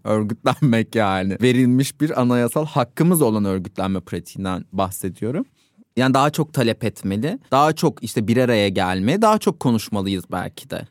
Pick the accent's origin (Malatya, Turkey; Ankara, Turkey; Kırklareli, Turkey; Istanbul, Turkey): Ankara, Turkey; ben Ankara'da doğdum büyüdüm.